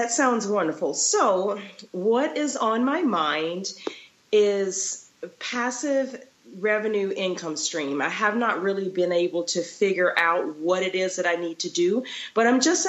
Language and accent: English; Florida, United States; also born or lived in Texas; now in Utah, United States; I'm originally from Florida. So majority of my career was there. And then I lived in Texas for a little bit. And now I'm in Utah.